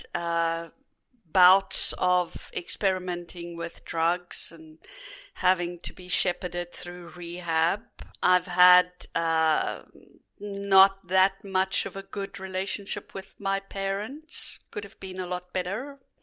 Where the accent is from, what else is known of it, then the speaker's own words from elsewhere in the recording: South Africa; growing up in South Africa as privileged white in a very privileged white society